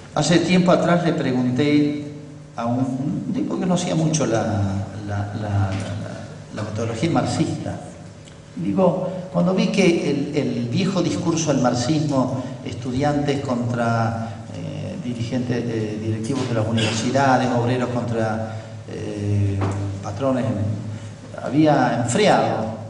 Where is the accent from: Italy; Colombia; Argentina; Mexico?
Argentina; yo soy argentino, vivo acá